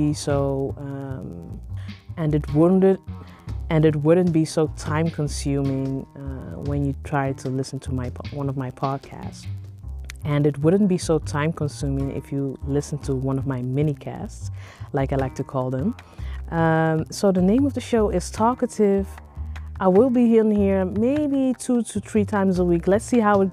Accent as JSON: {"language": "English", "country": "Netherlands", "tie": "born or raised there", "said": "I am Nigerian, but I grew up here in the Netherlands"}